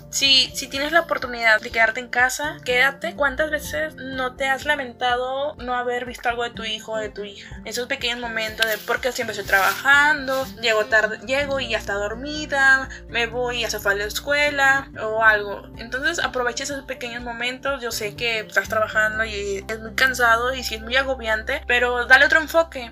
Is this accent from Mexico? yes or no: yes; Veracruz, Mexico; now in Monterrey, Mexico; yo soy de Veracruz